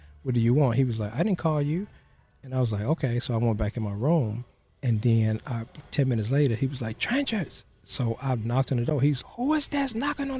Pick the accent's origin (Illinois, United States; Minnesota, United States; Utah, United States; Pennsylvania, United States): Illinois, United States; Chicago; moved away as an adult; now in Boerne, United States; We grew up on the south side of Chicago